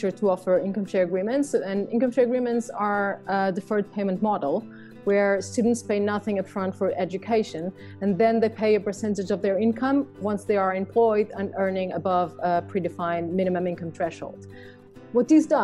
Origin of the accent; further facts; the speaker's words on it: Lisbon, Portugal; moved away as an adult; also born or lived in London / Madrid; I'm Portuguese, born and raised in Lisbon.